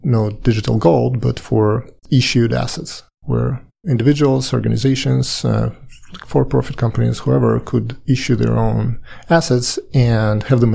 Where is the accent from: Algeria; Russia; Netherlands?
Russia; Saint Petersburg; moved away as an adult; also born or lived in Paris, France; now in United States; I'm Russian. I was born and lived in St. Petersburg for quite a long time. Later, I moved to Paris and lived 8 years in France.